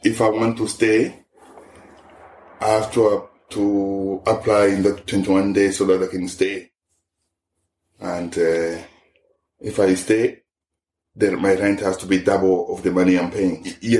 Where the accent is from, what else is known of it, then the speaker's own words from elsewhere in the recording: DR Congo; English is a second language; moved away as an adult; now in Ireland; I'm from Congo. I'm here since 2003.